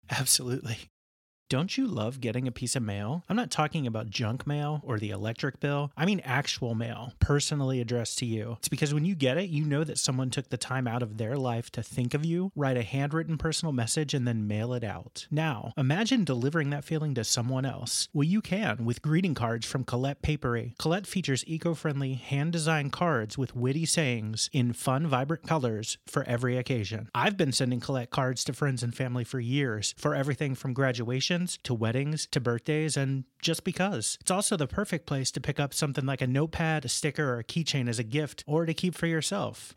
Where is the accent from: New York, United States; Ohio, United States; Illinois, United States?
Ohio, United States; outside of Cincinnati; I grew up outside of Cincinnati, Ohio